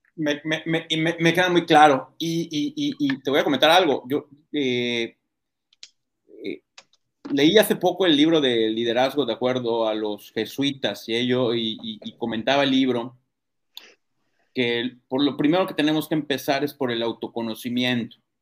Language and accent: Spanish; Mexico; nosotros como mexicanos